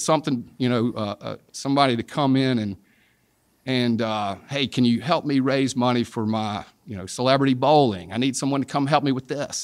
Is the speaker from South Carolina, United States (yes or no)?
yes; South Carolina, United States; I'm from South Carolina, grew up in South Carolina